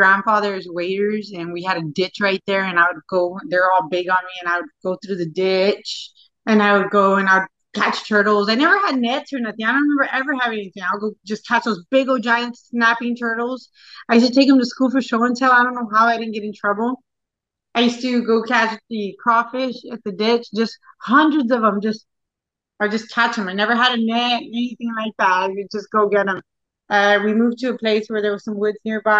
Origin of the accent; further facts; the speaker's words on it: San Antonio, Texas, United States; San Antonio, Texas, born and raised